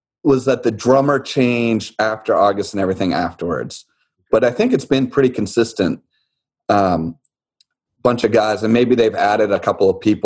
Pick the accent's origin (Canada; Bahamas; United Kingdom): Bahamas; Nassau, New Providence; I grew up in Nassau